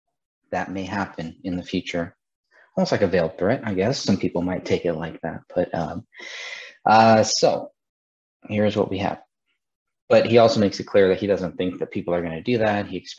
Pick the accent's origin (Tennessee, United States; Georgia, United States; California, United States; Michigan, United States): California, United States; my home state in California